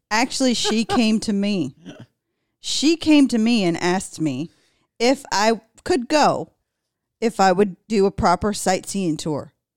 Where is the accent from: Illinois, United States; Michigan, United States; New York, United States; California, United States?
California, United States; Los Angeles; I grew up there